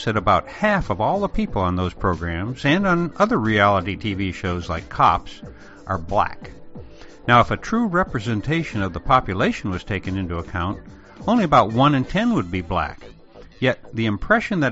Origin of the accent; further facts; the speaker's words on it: a small town just outside of Chicago, Illinois, United States; in the small town where I grew up just outside of Chicago